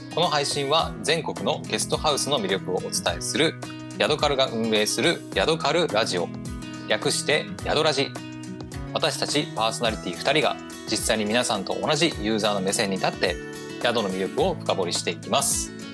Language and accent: Japanese; Aomori, Japan; 私青森の人間なので